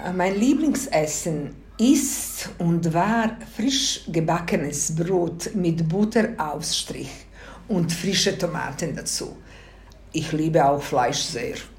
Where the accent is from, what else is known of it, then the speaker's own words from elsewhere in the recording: Zenica, Federation of Bosnia and Herzegovina, Bosnia & Herzegovina; German is a second language; moved away as an adult; now in Switzerland; In der Stadt Senica bin ich geboren, aufgewachsen und meine Grundausbildung absolviert.